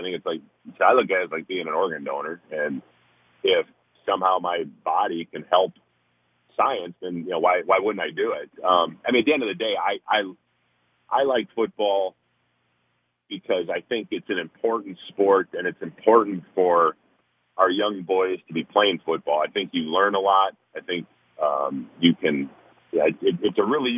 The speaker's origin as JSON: {"language": "English", "region": "Minnesota", "country": "United States", "tie": "born or raised there", "said": "I grew up in Minnesota"}